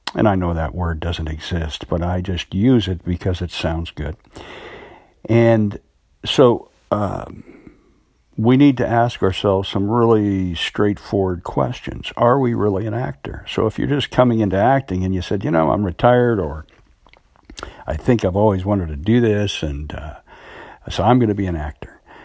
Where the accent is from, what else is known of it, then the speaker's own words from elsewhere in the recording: United States; I'm an American actor